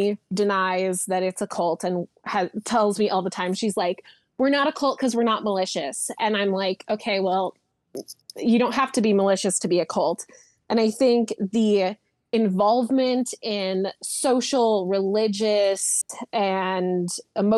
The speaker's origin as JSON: {"language": "English", "town": "Aurora", "region": "Colorado", "country": "United States", "tie": "born or raised there", "also_born_or_lived": "Parker, Colorado", "said": "I grew up in Aurora, Colorado. Dissimilar to other Megan, I currently still live in Colorado. I live in Parker, Colorado"}